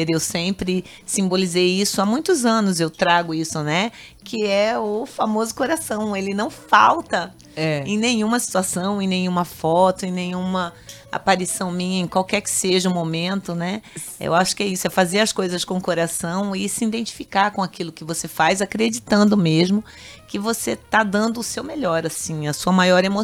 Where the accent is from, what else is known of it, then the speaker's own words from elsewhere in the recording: Corumbá, Mato Grosso do Sul, Brazil; acho que aí as pessoas dizem assim: "Ah, mas você é corumbaense, né?" Quando eu abro a boca, porque o sotaque eu não consegui